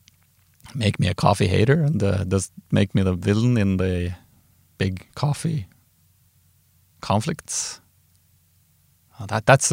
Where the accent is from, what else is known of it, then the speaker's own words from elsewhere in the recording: Trondheim, Trøndelag, Norway; I grew up in Trondheim, and we used to drink moonshine with coffee